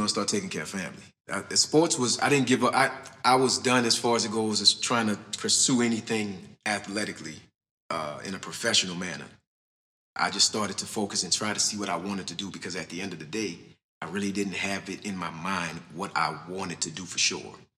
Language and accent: English; New Orleans, Louisiana, United States; I grew up back there